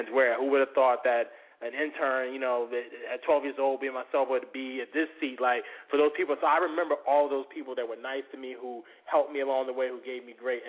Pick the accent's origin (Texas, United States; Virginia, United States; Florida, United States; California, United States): Virginia, United States; Norfolk; born or raised there